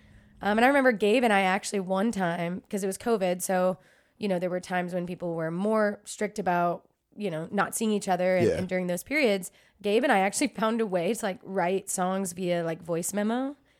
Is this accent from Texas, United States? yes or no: yes; Dallas, Texas, United States; I grew up right outside of Dallas, and then I went to UT Austin for school.